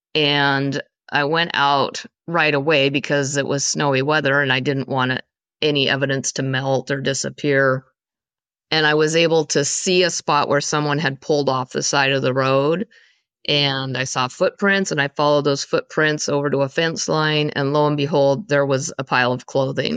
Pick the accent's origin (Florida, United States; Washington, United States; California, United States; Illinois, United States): Washington, United States; eastern Washington State, United States; also born or lived in East Coast, United States; I was born on the East Coast and there until I was around five years old, and then my family moved to the West Coast area-ish. I mean, we're really on the eastern side of Washington State